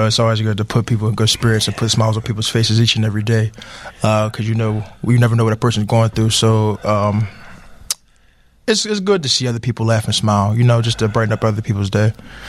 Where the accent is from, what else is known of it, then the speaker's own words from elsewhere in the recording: Atlanta, Georgia, United States; now in Pittsburgh, United States; I'm from Atlanta, Georgia.